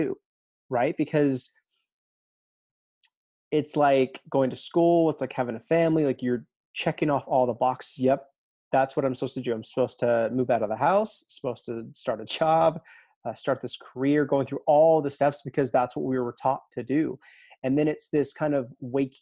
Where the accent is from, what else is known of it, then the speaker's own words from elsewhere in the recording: Alabama, United States; growing up in Alabama